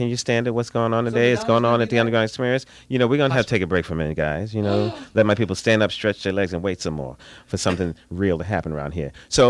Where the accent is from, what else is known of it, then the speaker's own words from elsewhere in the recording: New York City, New York, United States; now in Los Angeles, United States; I'm from Brooklyn